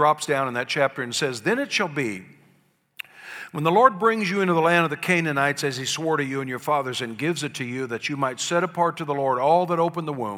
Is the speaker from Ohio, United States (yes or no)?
yes; Columbus, Ohio, United States; I was born in Columbus, Ohio, to a little family of coal miners and service station workers